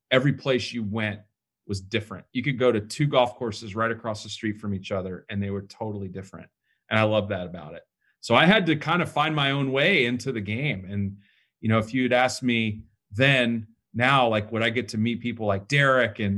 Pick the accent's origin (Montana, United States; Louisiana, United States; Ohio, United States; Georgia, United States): Georgia, United States; Atlanta; I'm from Atlanta.